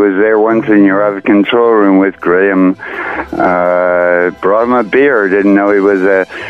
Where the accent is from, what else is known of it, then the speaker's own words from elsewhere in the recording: Ontario, Canada; moved away; I come from Ontario, the land of salt on roads, which destroys cars.